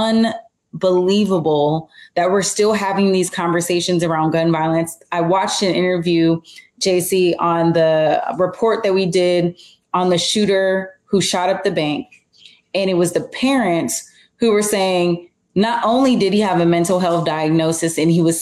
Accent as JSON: {"language": "English", "country": "United States", "said": "being an American"}